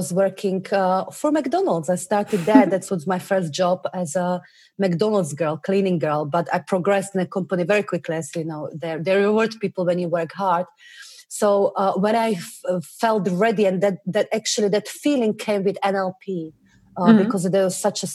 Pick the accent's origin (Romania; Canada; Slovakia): Slovakia; moved away as an adult; now in England, United Kingdom; I come originally from Slovakia, tiny little country near Germany. And I moved to England when I was 19